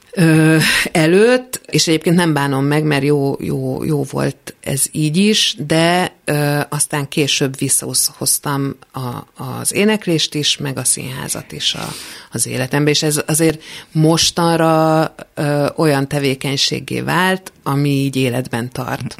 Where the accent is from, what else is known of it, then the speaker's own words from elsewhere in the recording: Budapest, Hungary; Én Budapesten születtem.